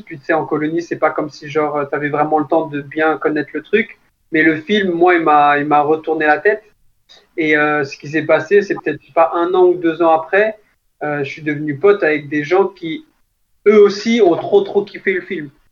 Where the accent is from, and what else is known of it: France